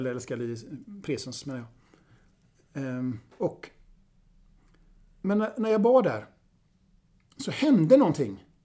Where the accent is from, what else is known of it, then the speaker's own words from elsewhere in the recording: Vilhelmina, Västerbotten County, Sweden; now in Gothenburg, Sweden; För er som inte vet det så är jag sydsame. Tillhörande Vilhelmina södra sameby. Men jag är same i förskingringen för jag bor nära Avenyn i Göteborg.